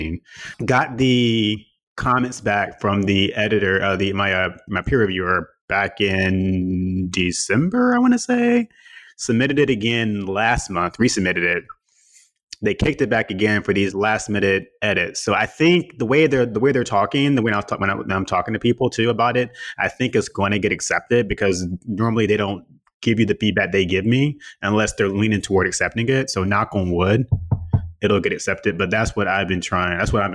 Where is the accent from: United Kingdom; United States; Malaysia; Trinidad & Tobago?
Trinidad & Tobago; I am from Trinidad and Tobago.